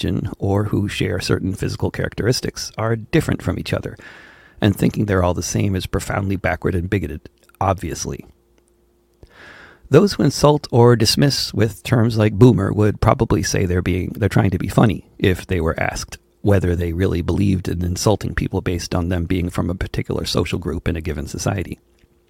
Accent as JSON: {"language": "English", "town": "Wilton", "country": "United States", "tie": "born or raised there", "said": "Growing up in Wilton"}